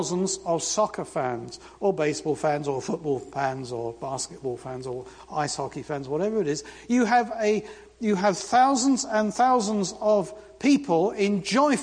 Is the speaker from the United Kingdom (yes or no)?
yes; London, United Kingdom; now in United States; I grew up in London